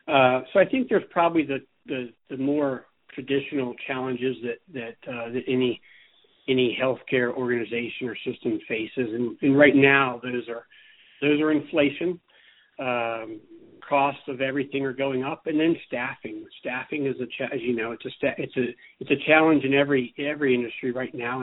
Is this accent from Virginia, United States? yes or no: yes; coastal Virginia, United States; moved away as an adult; also born or lived in Charleston, South Carolina; now in Bozeman, United States; I'm originally from the East Coast. I am from Virginia, coastal Virginia. And I was there through college